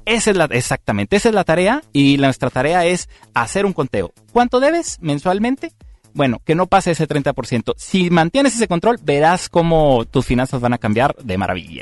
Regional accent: Mexico; aquí como mexicanos

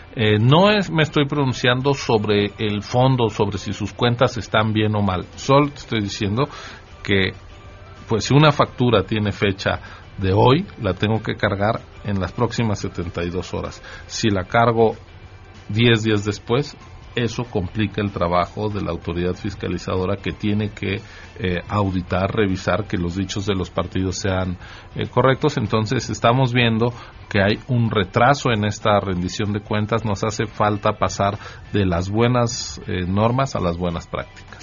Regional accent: Mexico City, Mexico; estoy siendo este excesivamente chilango

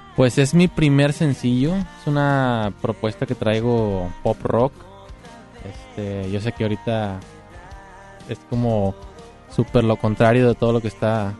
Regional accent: Monterrey, Nuevo León, Mexico; soy de Monterrey

